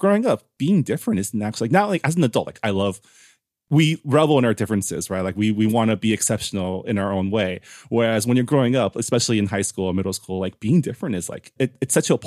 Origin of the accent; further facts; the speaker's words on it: San Gabriel, California, United States; moved away as an adult; also born or lived in Washington, D.C.; I grew up in Southern California in San Gabriel, the city of San Gabriel.